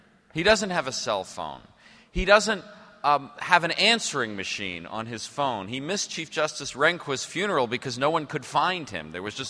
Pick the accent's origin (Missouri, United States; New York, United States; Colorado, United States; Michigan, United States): New York, United States; the New York Public Library in my hometown.